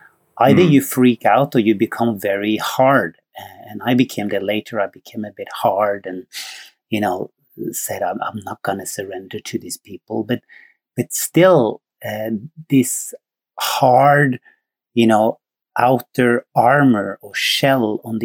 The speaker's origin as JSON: {"language": "English", "country": "Norway", "also_born_or_lived": "Sweden", "moved": "as an adult", "said": "I'm from Norway"}